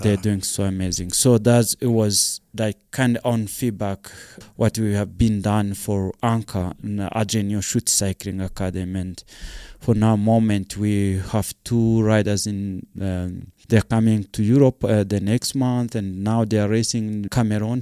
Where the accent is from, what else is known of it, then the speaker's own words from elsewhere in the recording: Rwanda; moved away as an adult; also born or lived in South Africa; I'm come from Rwanda